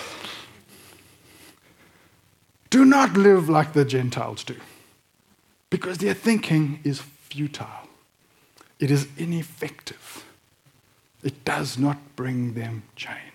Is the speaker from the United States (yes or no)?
no; South Africa; moved away; also born or lived in Tasmania; I'm an expat South African.